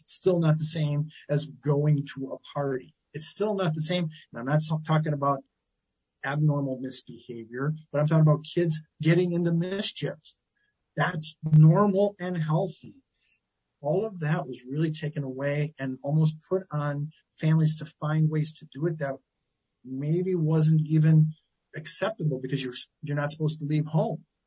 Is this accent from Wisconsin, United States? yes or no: yes; Milwaukee, Wisconsin, United States; moved away as an adult; also born or lived in Eau Claire, Wisconsin; I grew up in Wisconsin